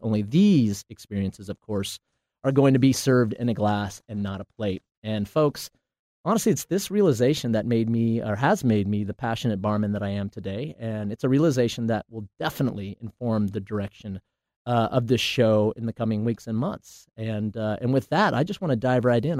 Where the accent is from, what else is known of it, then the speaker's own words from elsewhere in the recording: Portland, Oregon, United States; I'm from Portland, Oregon